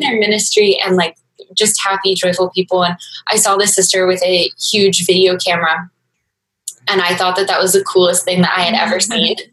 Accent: Maryland, United States; I grew up in Maryland

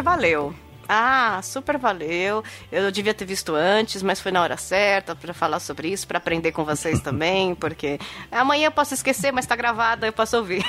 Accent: ABC region, São Paulo, Brazil; eu sou daqui da região do ABC e minha, minha família do outro lado é toda do interior de São Paulo

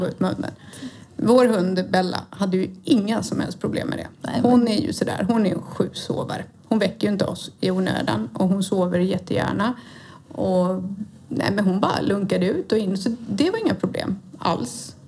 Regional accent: Halmstad, Halland County, Sweden; moved away; så jag är alltså från Halmstad. Född och uppvuxen i denna vackra lilla kuststad.

